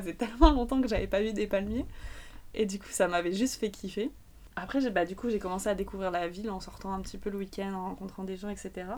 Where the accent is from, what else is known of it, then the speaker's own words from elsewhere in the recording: France; en tant que Français